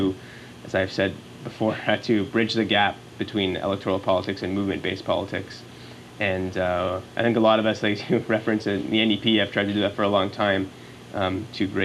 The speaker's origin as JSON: {"language": "English", "town": "Montreal", "region": "Quebec", "country": "Canada", "moved": "yes", "lives_now": "Ottawa, Canada", "said": "I'm from Montreal originally"}